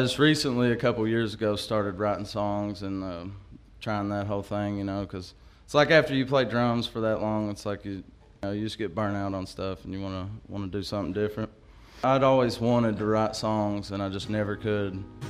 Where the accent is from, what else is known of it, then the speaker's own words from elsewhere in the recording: Stanton, Kentucky, United States; now in Irvine, United States; You all know that. I live in Irvin, Kentucky. I'm actually from Stanton.